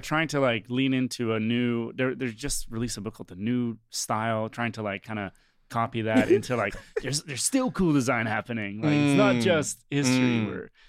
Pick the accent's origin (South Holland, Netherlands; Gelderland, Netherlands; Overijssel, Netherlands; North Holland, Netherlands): North Holland, Netherlands; near Amsterdam; moved away as an adult; also born or lived in New York, United States; now in Amsterdam, Netherlands; From the Netherlands, from Amsterdam. Yeah. Well, from nearby Amsterdam.